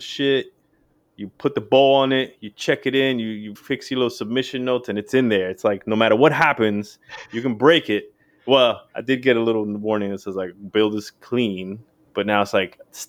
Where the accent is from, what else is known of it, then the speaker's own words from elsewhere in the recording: New York City, New York, United States; moved away as an adult; also born or lived in Florida; So I'm, you know, New York City native, stomping grounds, left to finish college in Full Sail, Florida.